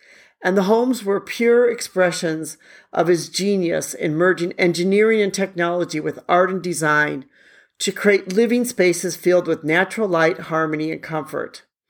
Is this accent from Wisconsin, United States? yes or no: yes; Milwaukee, Wisconsin, United States; now in Hanoi, Vietnam; Milwaukee, which happens to be my hometown.